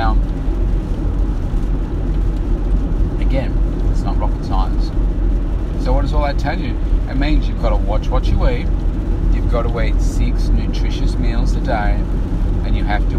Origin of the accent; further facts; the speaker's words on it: Bendigo, Victoria, Australia; when I was a kid, I was born in Bendigo